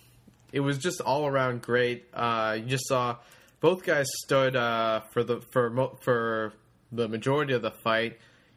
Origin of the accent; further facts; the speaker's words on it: Canada; Us being Canadian boys